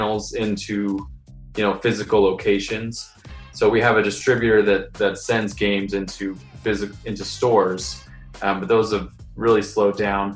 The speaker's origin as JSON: {"language": "English", "town": "Columbus", "region": "Ohio", "country": "United States", "said": "I am from Columbus, Ohio"}